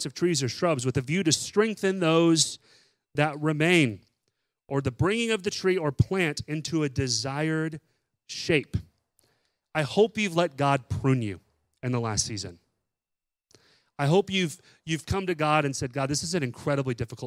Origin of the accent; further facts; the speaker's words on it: Texas, United States; moved away; I'm from Texas. We didn't have bottle brush trees there growing up